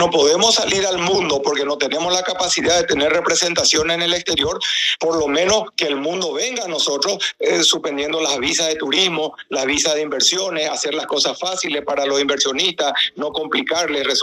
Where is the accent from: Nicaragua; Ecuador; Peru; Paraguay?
Paraguay; moved away as an adult; now in Miami, United States; Que yo que soy paraguayo, ¿verdad? Que vivo acá hace 40 años